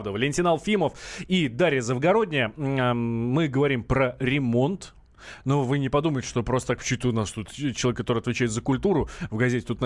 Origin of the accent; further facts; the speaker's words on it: Moscow, Russia; Я, например, э, хоть я и москвич, да, там всю